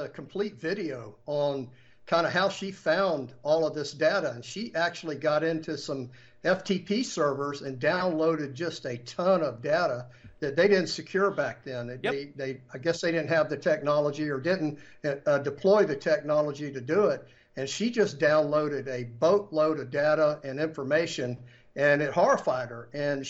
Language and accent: English; Florida, United States; moved away; I'm from Florida originally